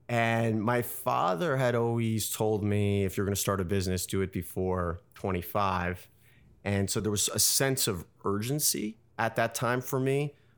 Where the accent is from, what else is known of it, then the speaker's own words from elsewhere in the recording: New York City, New York, United States; So I grew up in New York City in the West Village. I went to Colgate University in upstate New York.